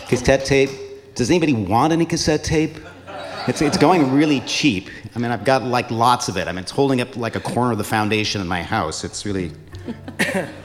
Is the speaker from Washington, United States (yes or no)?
yes; Seattle, Washington, United States; moved away as an adult; also born or lived in Boston; I hail from Seattle